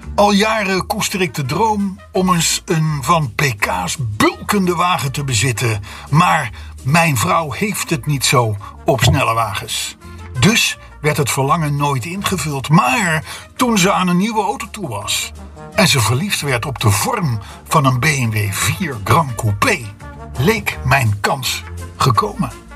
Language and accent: Dutch; Netherlands; als Hollander